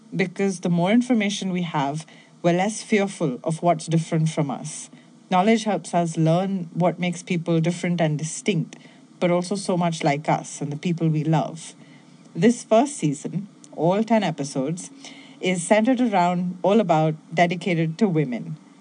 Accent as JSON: {"language": "English", "town": "Bangalore", "region": "Karnataka", "country": "India", "also_born_or_lived": "Mumbai", "moved": "yes", "said": "I'm originally from Bangalore in India"}